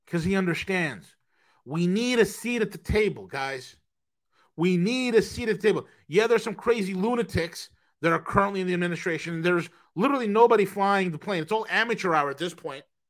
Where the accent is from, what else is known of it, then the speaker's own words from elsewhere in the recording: New York, United States; I'm from New York